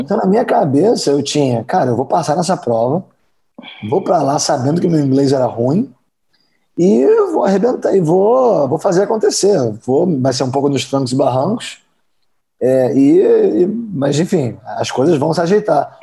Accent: Brazil; moved away as an adult; also born or lived in Georgia, United States / Kentucky, United States; eu sou brasileiro

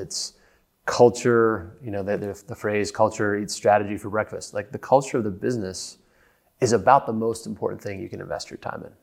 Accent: United States; accent: American; moved away as an adult; now in London, United Kingdom; as you can tell by my funny accent, I'm an American

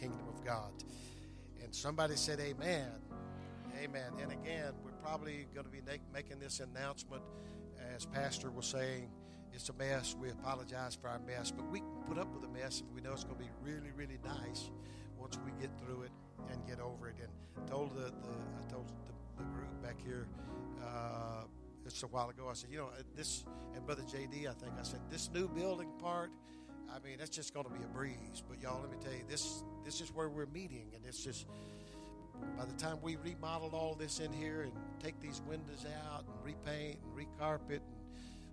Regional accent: the South, United States; moved away; I'm originally from the South

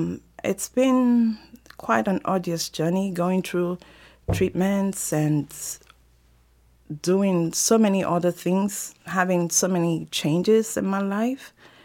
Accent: Nigeria; moved away; I'm originally from Nigeria, and I come from a very large family, a family of 11 kids

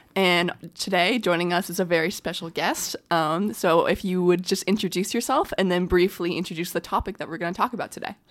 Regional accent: Cave Spring, Virginia, United States; I'm from Cape Spring.

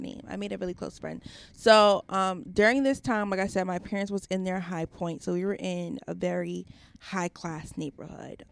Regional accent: Long Island, New York, United States; I'm from New York. So, I was born in Long Island

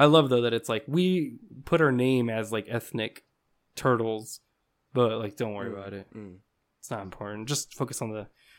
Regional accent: Uzbekistan; Mine? I'm actually from Uzbekistan.

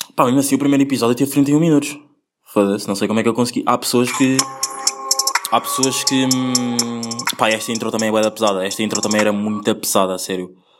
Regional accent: Angola; eu nasci em Angola

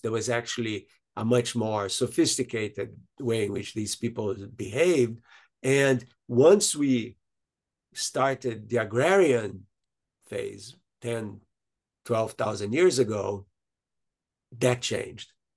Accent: Brazil; from the country I was born in Brazil

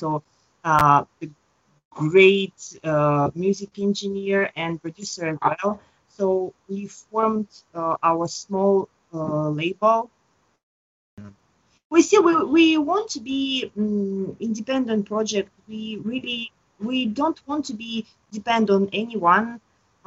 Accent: Russia; moved away as an adult; also born or lived in Moscow; now in Tokyo, Japan; I'm from Russia

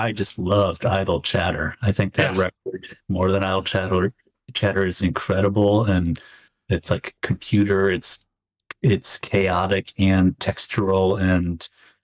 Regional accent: Chicago, Illinois, United States; as a Chicagoan, a curmudgeon-y Chicago

